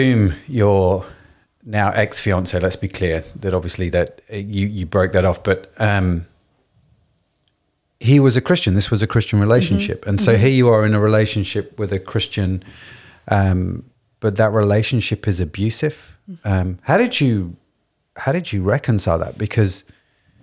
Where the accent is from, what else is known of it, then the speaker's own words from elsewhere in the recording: Derby, East Midlands, United Kingdom; I grew up in Derby